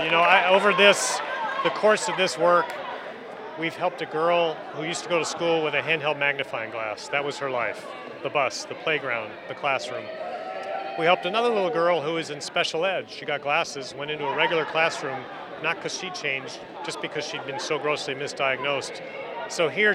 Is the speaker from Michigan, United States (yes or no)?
yes; Michigan, United States; moved away; I grew up in Michigan. For me, it's coming home